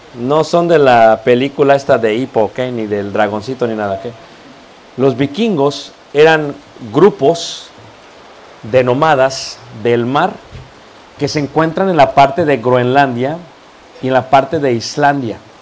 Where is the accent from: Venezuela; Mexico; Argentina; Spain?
Mexico; also born or lived in Playa del Carmen, Mexico; la mayoría como yo somos mestizos